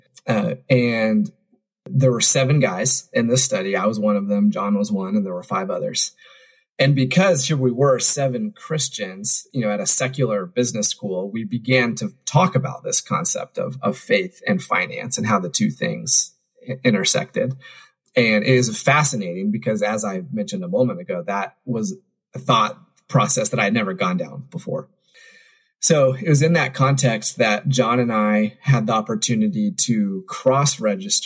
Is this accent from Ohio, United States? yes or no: no; Indiana, United States; I grew up in Indiana